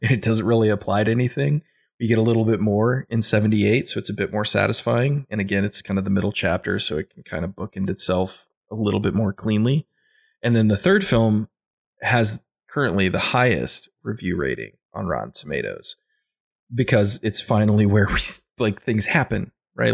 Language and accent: English; Midwest, United States; I'm a Midwestern boy. I grew up in the Midwest